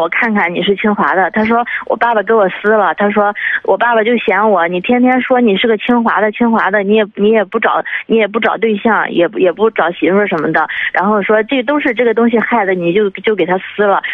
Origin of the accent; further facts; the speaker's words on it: Jinan, Shandong, China; now in Beijing, China; 我是咱们济南人，但是嗯。我现在那个在北京